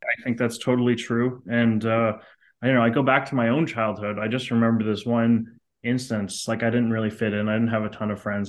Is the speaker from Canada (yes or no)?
yes; Montreal, Quebec, Canada; I grew up in Canada, in Montreal, which is a very artsy city